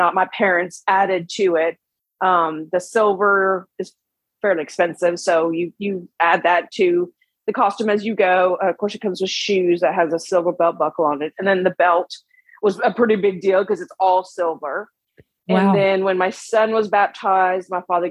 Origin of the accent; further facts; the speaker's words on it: Oslo, Norway; moved away; also born or lived in Tjøme, Vestfold, Norway / Texas, United States; I was born in Oslo, which is the capital